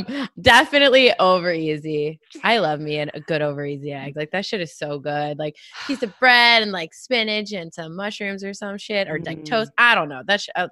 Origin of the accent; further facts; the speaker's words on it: Atlanta, Georgia, United States; moved away as an adult; also born or lived in Portland, Oregon; now in Los Angeles, United States; So I'm from Atlanta, Georgia originally, born and raised East Atlanta. And then I moved to Portland. And I was living in Portland the last 5 years. And now I'm in LA.